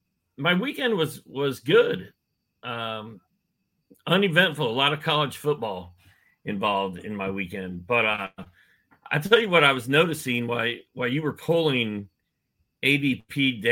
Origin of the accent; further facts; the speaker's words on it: Indianapolis, Indiana, United States; moved away; I'm from Indianapolis, Indiana.